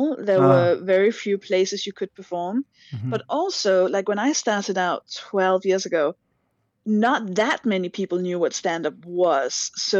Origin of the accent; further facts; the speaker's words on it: Denmark; English is a second language; I'm just Danish. I'm Scandinavian.